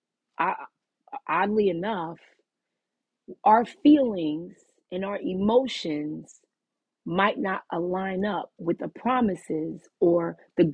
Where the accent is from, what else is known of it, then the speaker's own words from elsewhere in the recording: New York City, New York, United States; also born or lived in New Jersey; We used to live in Brooklyn. That's my hometown where I was born.